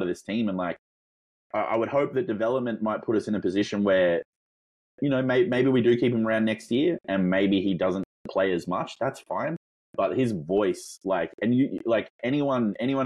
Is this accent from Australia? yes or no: yes; Australia; obviously by my accent, you might be able to tell that I'm not from Northern America. I'm Australian